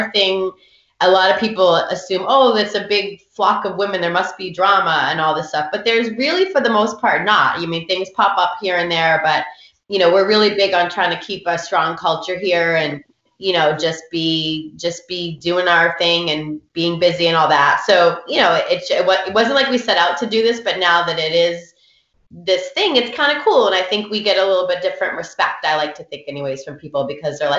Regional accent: Bedford, Massachusetts, United States; I grew up in Bedford when Davis was K-5 and Lane was K-5

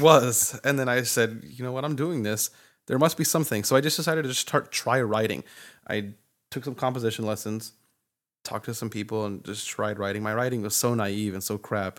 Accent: Santa Fe, New Mexico, United States; growing up in Santa Fe

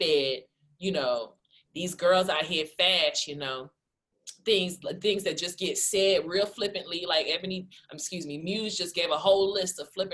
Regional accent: Columbia, South Carolina, United States; also born or lived in Georgetown, South Carolina / Greater Phoenix, Arizona; now in Phoenix, United States; I'm from Columbia, South Carolina, originally from Georgetown, South Carolina.

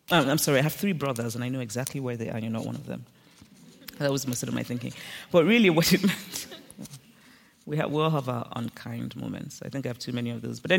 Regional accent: Nigeria; moved away as an adult; also born or lived in Lagos, Nigeria / United States; I grew up in a small university town.

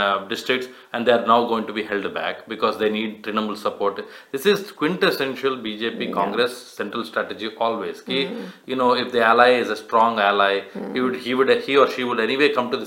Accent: South India, India; growing up in South India

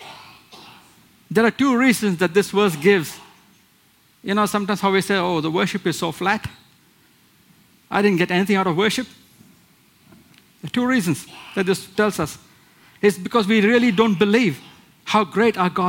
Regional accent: India; moved away; where I come from India, where we have small idols

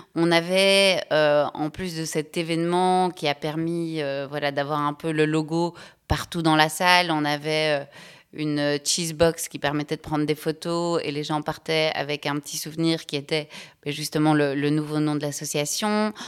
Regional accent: Belgium; je suis belge, j'ai 38 ans

